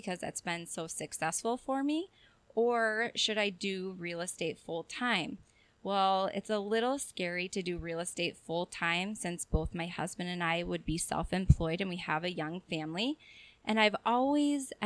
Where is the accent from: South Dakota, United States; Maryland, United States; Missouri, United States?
South Dakota, United States; moved away as an adult; now in Chippewa Falls, United States; I'm from South Dakota.